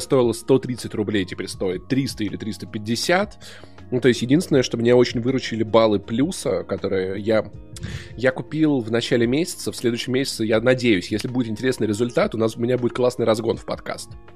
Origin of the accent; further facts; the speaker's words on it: Voronezh, Voronezh Oblast, Russia; moved away; also born or lived in Sokolniki, Moscow; я просто пацан из Воронежа, ну жил вот в школе, учился так себе